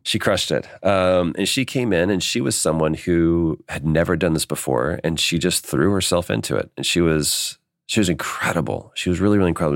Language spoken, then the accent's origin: English; Dallas, Texas, United States; moved away as an adult; now in Los Angeles, United States; grew up in Dallas